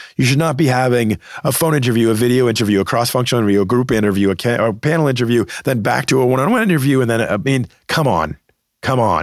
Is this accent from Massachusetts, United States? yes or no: yes; Boston, Massachusetts, United States; moved away; always wanted to work back in my hometown market of Boston